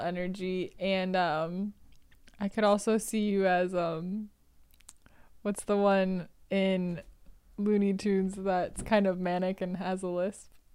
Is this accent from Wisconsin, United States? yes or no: yes; Wisconsin, United States; moved away; I am from Wisconsin.